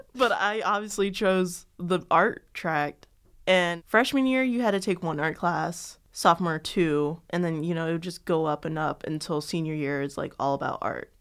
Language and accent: English; Chicago, Illinois, United States; I'm from Chicago